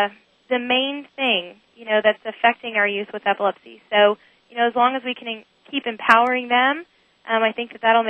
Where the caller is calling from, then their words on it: Texas, United States; Hi, I'm calling from Texas.